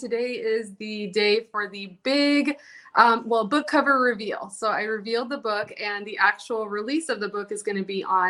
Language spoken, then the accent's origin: English; California, United States; I grew up in California.